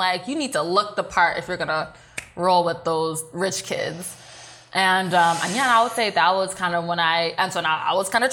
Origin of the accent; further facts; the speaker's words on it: Walnut, California, United States; I grew up in the IE. I grew up in Walnut, next to West Covina, Diamond Bar